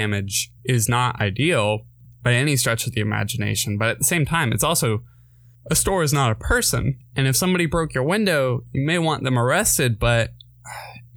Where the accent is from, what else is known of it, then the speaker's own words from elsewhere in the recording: Winston-Salem, North Carolina, United States; my hometown in Winston